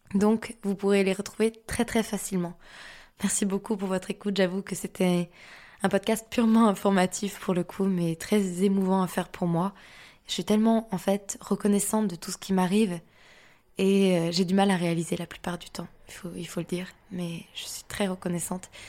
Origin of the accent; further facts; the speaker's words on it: Lille, Hauts-de-France, France; je suis lilloise